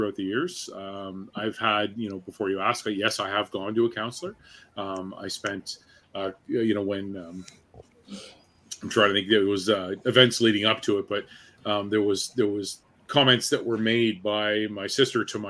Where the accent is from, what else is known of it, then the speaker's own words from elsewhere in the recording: Newmarket, Ontario, Canada; I grew up in Newmarket